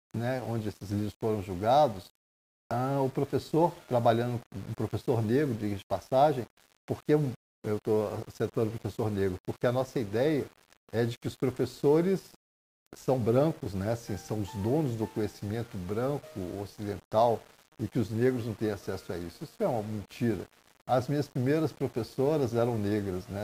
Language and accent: Portuguese; Southeast, Brazil; Eu sou do Sudeste